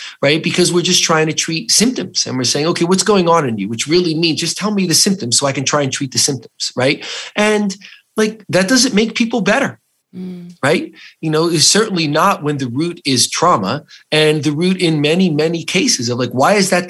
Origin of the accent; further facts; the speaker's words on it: New Jersey, United States; I was an Italian from New Jersey